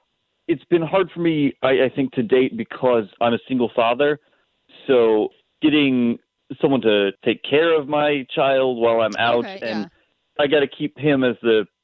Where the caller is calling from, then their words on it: Oviedo, Florida, United States; I'm in Oviedo.